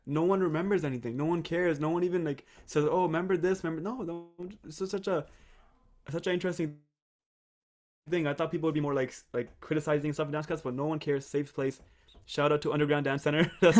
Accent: Canada; moved away as an adult; also born or lived in England / Monterrey, Mexico / Toronto; I'm from Canada.

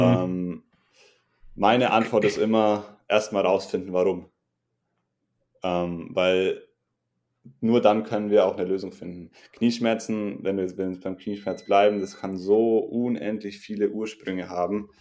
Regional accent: Regensburg, Bavaria, Germany; Ich komme aus Regensburg

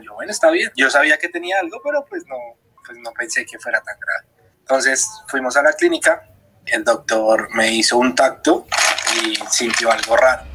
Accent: Bogotá, Colombia; soy de Bogotá

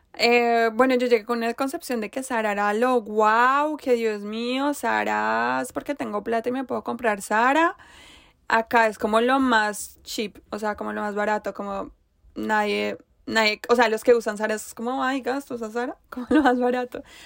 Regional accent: Bogotá, Colombia; yo vengo de Bogotá

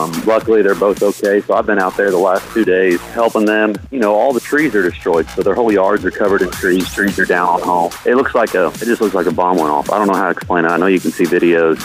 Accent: Illinois, United States; now in Brentwood, United States; I grew up in Illinois

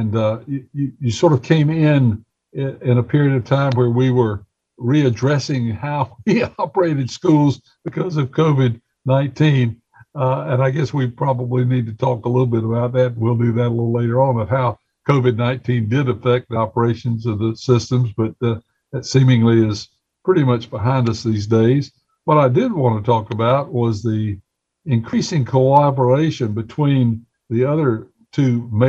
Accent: Gaston County, North Carolina, United States; moved away; I came from Gaston County

